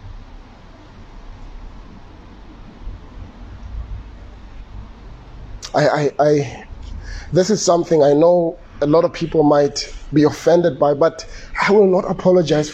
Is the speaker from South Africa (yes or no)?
yes; Soshanguve, Gauteng, South Africa; when I was growing up in Soshanguve